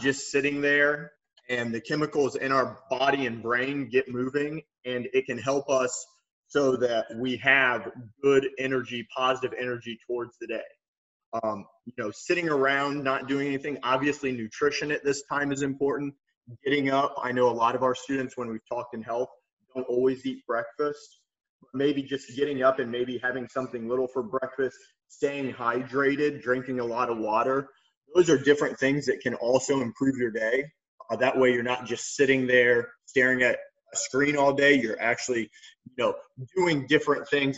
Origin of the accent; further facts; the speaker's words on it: Lima, Ohio, United States; also born or lived in Westerville, Ohio / New York City; I'm from Lima, Ohio, which is like northwest Ohio